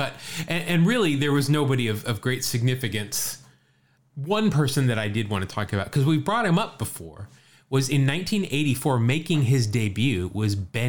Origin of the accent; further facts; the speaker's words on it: California, United States; who was the last player to play for all five teams located in my home state of California?